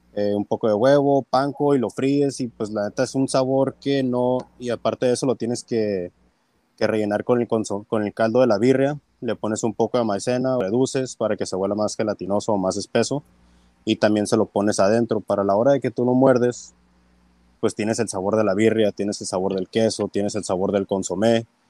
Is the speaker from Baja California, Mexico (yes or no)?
yes; Tijuana, Baja California, Mexico; also born or lived in United States; Soy nacido en Estados Unidos, pero me crié aquí en Tijuana